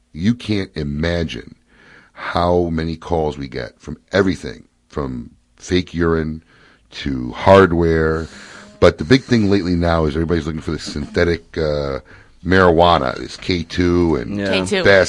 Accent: Chicago, Illinois, United States; now in Florida, United States; my hometown Chicago-style food

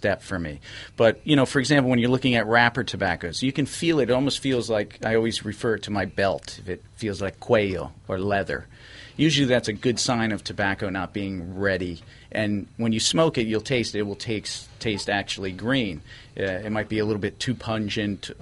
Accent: Connecticut, United States; also born or lived in Nicaragua; I'm from Connecticut

